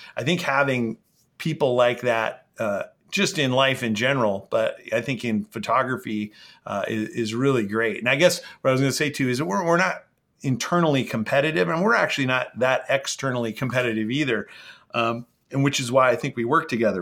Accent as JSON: {"language": "English", "area": "the Northwest", "region": "Pacific Northwest", "country": "United States", "tie": "born or raised there", "said": "I grew up here in the Northwest"}